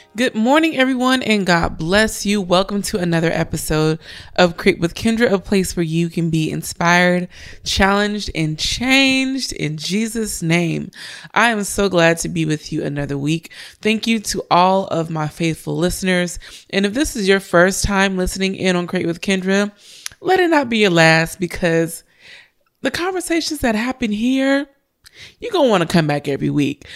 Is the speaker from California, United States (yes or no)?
yes; Richmond, California, United States; Richmond, my hometown